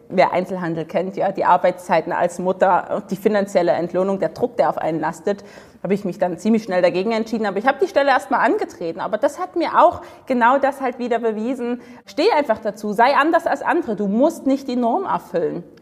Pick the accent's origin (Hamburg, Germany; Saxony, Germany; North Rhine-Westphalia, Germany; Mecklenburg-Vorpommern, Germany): Saxony, Germany; Dresden; Also ich komme aus Dresden, im schönen Osten von Deutschland.